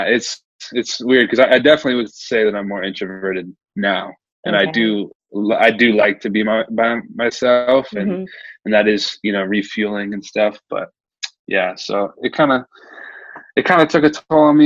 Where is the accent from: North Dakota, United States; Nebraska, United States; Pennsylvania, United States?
Nebraska, United States; now in Omaha, United States; I was born and raised in Nebraska. I actually moved around a lot, but I never left Nebraska